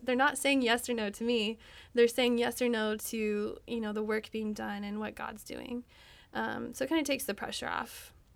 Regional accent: Texas, United States; I'm from Texas.

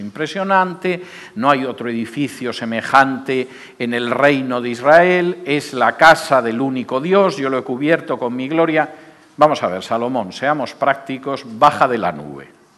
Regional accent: Spain; moved away; En el año 2005, mi país de origen era un país con una situación económica supuestamente

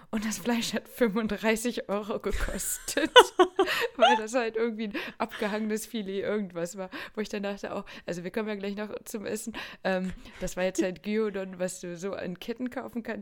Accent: Tokyo, Japan; wenn man so mitten im Nichts äh, als Japanerin aus Tokio auf

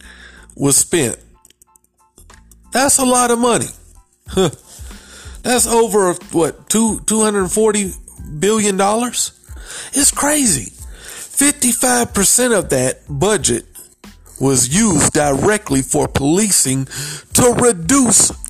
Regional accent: South Carolina, United States; I'm from South Carolina.

